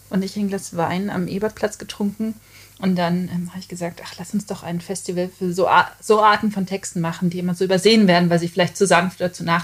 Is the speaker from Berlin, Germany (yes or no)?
no; Gevelsberg, North Rhine-Westphalia, Germany; also born or lived in Hagen; also ich bin in Hagen mhm. geboren, in, aber ich bin aufgewachsen in Gevelsberg.